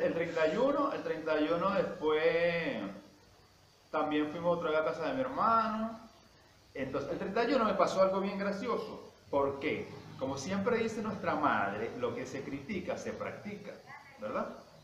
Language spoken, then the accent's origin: Spanish; Venezuela; como todo un venezolano